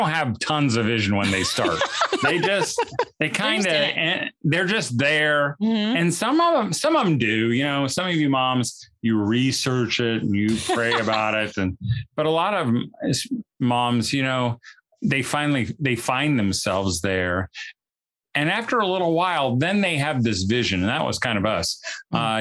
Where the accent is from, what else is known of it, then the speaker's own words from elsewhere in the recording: Indiana, United States; I'm from Indiana